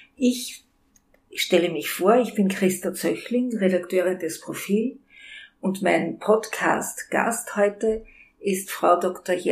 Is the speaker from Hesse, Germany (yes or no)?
no; Hamburg, Germany; now in Vienna, Austria; Ich bin Hamburgerin, wie Sie vielleicht hören